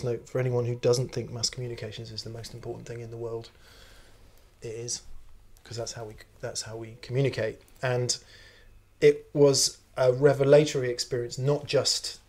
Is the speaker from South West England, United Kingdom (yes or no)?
yes; Yeovil, South West England, United Kingdom; moved away as an adult; I needed to get out of my hometown because I lived in a small town called Yeovil in Somerset, or at least near there